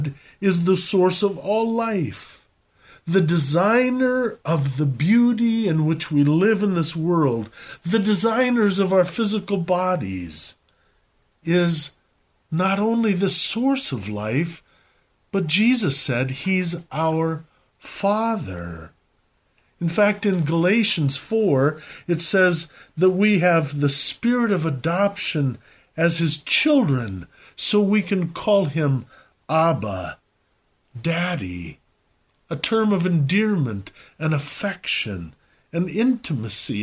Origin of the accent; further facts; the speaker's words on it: Belmond, Iowa, United States; When I was a boy growing up in Belmont, Iowa